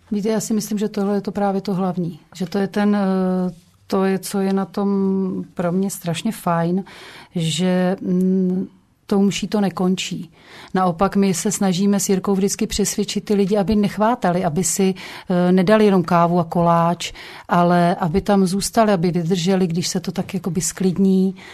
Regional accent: Krkonoše foothills, near Špindlerův Mlýn, Hradec Králové Region, Czechia; já pocházím, eh, z Podkrkonoší, nedaleko Špindlerova mlína

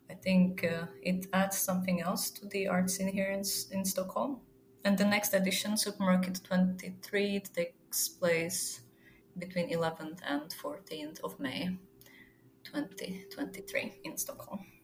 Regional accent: Zlín, Zlín Region, Czechia; English is a second language; I would really like to exhibit in my hometown, Zlin, which is in the eastern part of the country

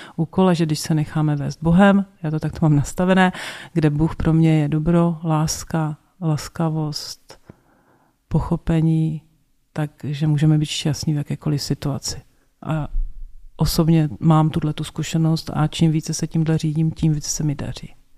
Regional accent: South Moravian Region, Czechia; jsem z Jižní Moravy, z vesnice na Jižní Moravy, kde v náboženství bylo i v době totality ve škole

